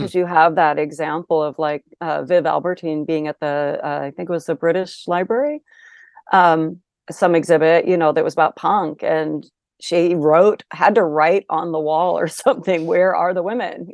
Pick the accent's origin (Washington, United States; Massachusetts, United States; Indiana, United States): Washington, United States; Olympia; I did grow up in Olympia, Washington